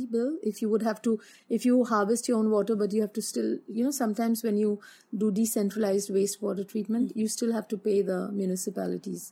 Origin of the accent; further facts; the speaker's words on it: Mumbai, Maharashtra, India; moved away; also born or lived in Australia; I come from Bombay